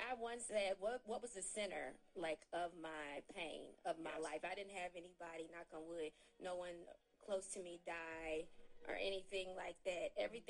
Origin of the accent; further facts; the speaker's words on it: Memphis, Tennessee, United States; I'm from Memphis.